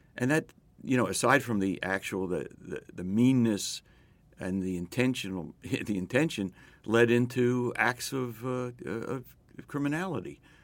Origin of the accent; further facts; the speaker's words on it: Philadelphia, Pennsylvania, United States; I grew up in West Philadelphia